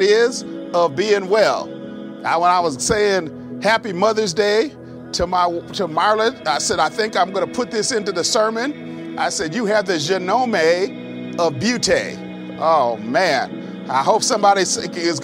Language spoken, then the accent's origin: English; Minnesota, United States; accent: Minnesota; my Minnesota accent